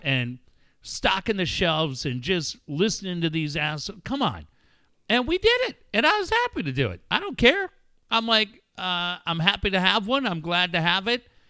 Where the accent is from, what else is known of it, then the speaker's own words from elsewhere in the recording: Encinitas, California, United States; my hometown of Encinitas